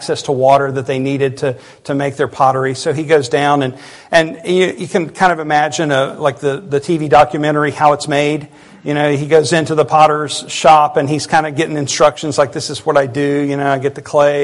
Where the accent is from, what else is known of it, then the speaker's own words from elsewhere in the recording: United States; our country